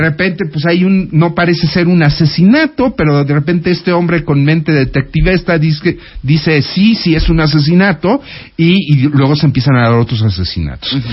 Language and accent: Spanish; Mexico; Los mexicanos sabemos abrazar